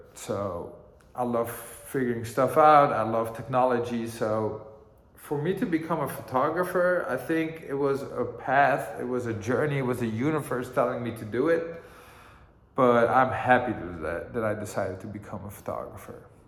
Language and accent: English; Amsterdam, North Holland, Netherlands; also born or lived in Greensboro, North Carolina, United States; growing up in Amsterdam